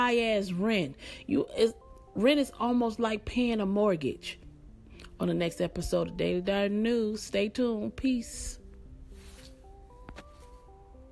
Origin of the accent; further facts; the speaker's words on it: Atlanta, Georgia, United States; I'm from Atlanta and I live in Atlanta